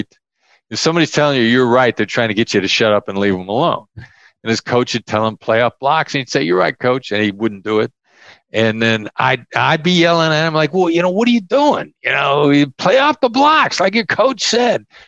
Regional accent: Iowa, United States; I grew up in Iowa

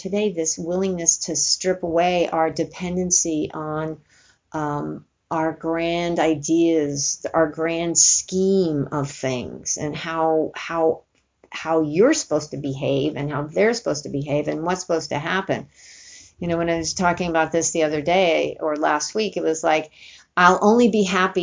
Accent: New York City, New York, United States; now in California, United States; growing up in New York City

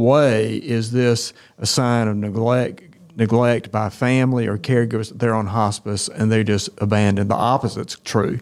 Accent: Tifton, Georgia, United States; I'm actually from Tifton. I was at Tift County High School

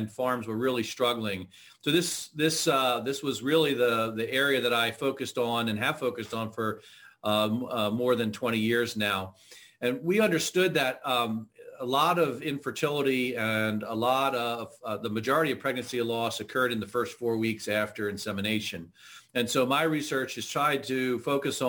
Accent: Pennsylvania, United States; also born or lived in Idaho; I grew up in Pennsylvania

